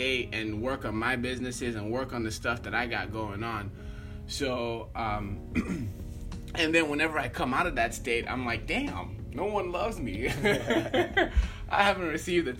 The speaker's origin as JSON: {"language": "English", "country": "Nigeria", "said": "I am from Nigeria"}